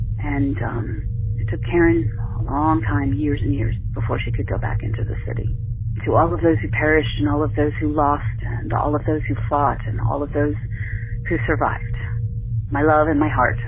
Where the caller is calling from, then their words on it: Womelsdorf, Pennsylvania, United States; I'm calling from Wummelsdorf, Pennsylvania. I'm halfway between Hershey and Reading, and I work at Y102 WRFY radio station in Reading, Pennsylvania.